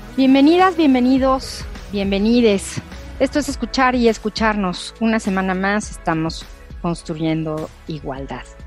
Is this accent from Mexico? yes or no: yes; Mexico